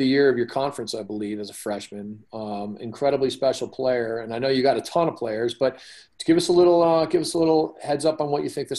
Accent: Colorado, United States; I'm from Colorado.

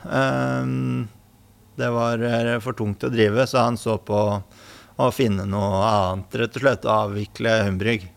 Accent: Son, Akershus, Norway; moved away as an adult; also born or lived in Hønefoss; jeg kommer eh, opprinnelig fra Son

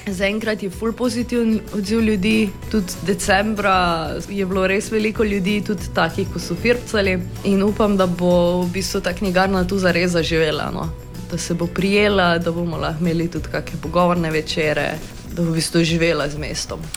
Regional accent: Maribor, Drava, Slovenia; kot Mariborčanka

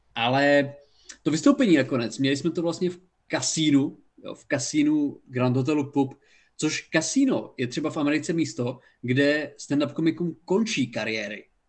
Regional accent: Haná, Olomouc Region, Czechia; now in Brno, Czechia; jsem z Hane a bydlím v Brně

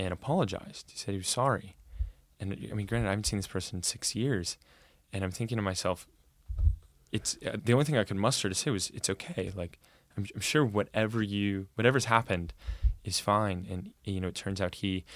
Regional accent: Corvallis, Oregon, United States; now in Portland, United States; I grew up in Corvallis, and it's a very bubbled town

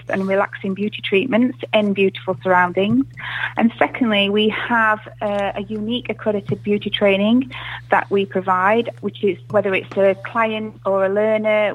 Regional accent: Chesterfield, East Midlands, United Kingdom; also born or lived in Preston; I am actually born and bred from Chesterfield.

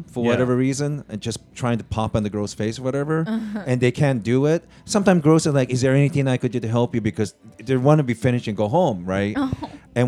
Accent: Japan; moved away; I was born in Japan.

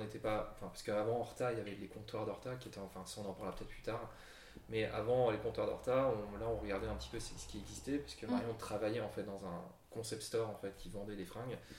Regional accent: Brussels, Brussels-Capital Region, Belgium; also born or lived in Lille; on est tous les deux d'origine française, et plus particulièrement lilloise, même si moi j'ai la double nationalité. Mais j'ai grandi à Bruxelles

